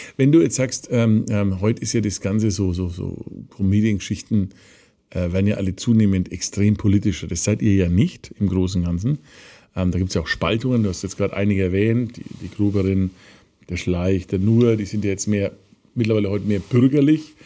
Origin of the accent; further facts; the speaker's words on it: Nuremberg, Bavaria, Germany; ich komme aus dem Nürnberger Westen, ich war mit der Stadtgrenze, deswegen ja. bin ich immer sehr fürth gewesen. Ähm, ich habe da in Großreuth bei Schweinaut gewohnt